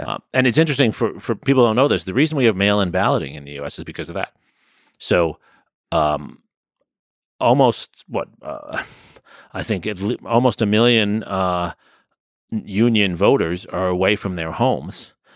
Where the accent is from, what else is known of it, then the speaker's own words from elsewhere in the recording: New York, United States; I grew up in New York, so I'm growing up as a legacy